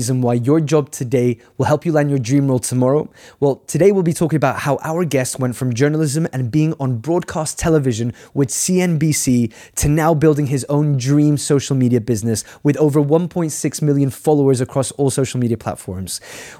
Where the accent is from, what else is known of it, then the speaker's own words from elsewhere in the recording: Ireland; As an Irishman.